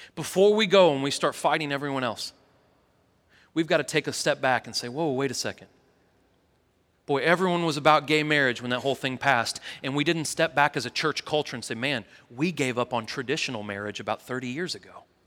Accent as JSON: {"language": "English", "town": "St. Louis", "region": "Missouri", "country": "United States", "tie": "born or raised there", "moved": "yes", "lives_now": "Tennessee, United States", "said": "I was born in Saint Louis"}